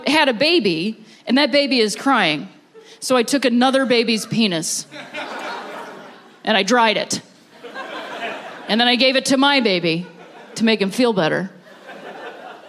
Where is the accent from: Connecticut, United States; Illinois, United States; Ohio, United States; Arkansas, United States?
Ohio, United States; moved away; I'm from Ohio originally